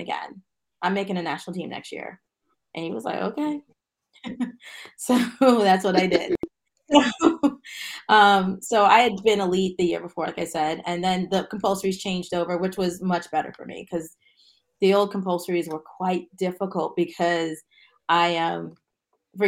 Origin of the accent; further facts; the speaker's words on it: Mount Vernon, New York, United States; I'm from Mount Vernon